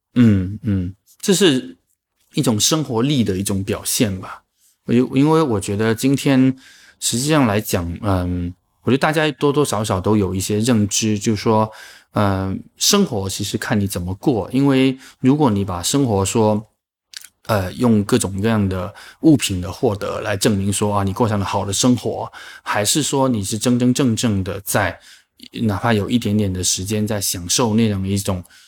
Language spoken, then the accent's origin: Chinese; Chaozhou, Guangdong, China; moved away as an adult; now in Shanghai, China; 我们自己讲土话不会讲欣欣向荣这个词，因为这个不是一个潮州话的一个一个原生词